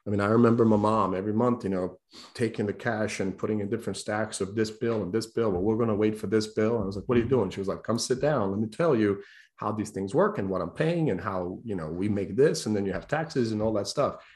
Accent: Croatia; now in United States; I'm broke kid from Croatia

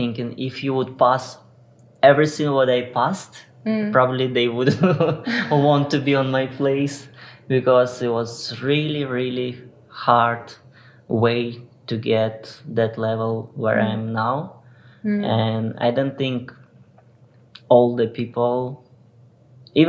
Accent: Ukraine; English is a second language; moved away as an adult; get out from my country, because I'm from Ukraine

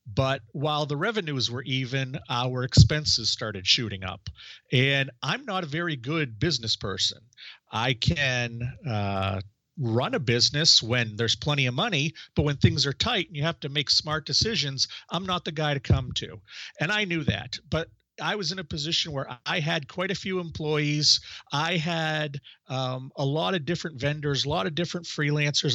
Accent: Maine, United States; I started a magazine in my hometown

